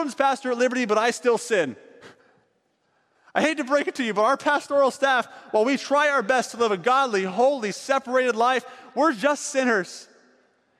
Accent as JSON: {"language": "English", "region": "East Coast", "country": "United States", "tie": "born or raised there", "moved": "as an adult", "lives_now": "California, United States", "said": "I grew up in the East Coast"}